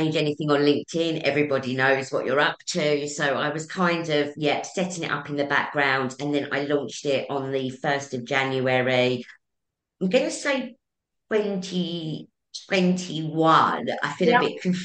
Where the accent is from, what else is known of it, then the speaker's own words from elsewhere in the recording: Essex, East of England, United Kingdom; I'm from Essex.